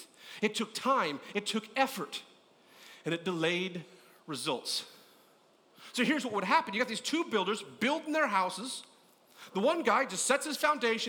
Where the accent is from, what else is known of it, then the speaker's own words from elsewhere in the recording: California, United States; I grew up in California